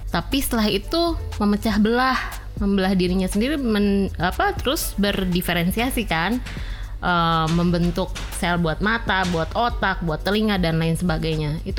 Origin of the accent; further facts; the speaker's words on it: West Java, Indonesia; saya orang Sunda jadi saya pakai contoh orang Sunda ya